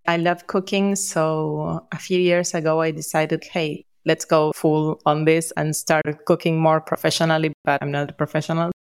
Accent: Argentina; We are from Argentina

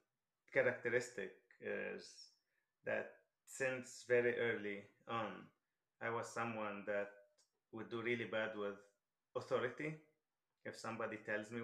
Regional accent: Lebanon; moved away; I'm originally from Lebanon, so I lived the whole Lebanese war.

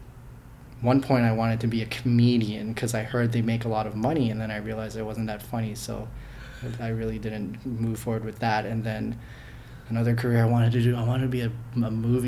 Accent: Markham, Ontario, Canada; I grew up in Markham, and I was there since I was about 6 years old, 7 years old. So mostly from around here

